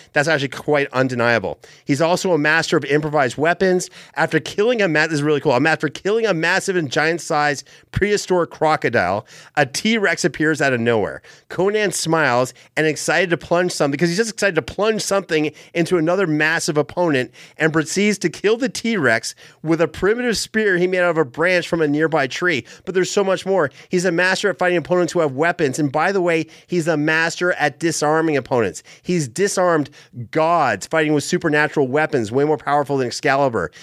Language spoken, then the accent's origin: English; Canada; where I grew up in Canada